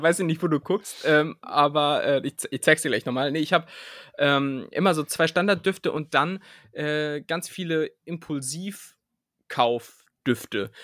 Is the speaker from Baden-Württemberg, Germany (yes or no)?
no; Aerzen, Lower Saxony, Germany; now in Berlin, Germany; da wo ich herkomme, aus Erzen, da wird das so gesagt. Da sagt man nämlich auch Pfannekuchen und nicht Pfannkuchen